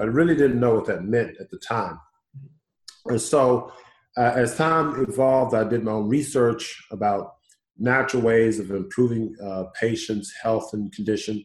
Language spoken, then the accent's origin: English; Houston, Texas, United States; born and raised in Houston, so I'm homegrown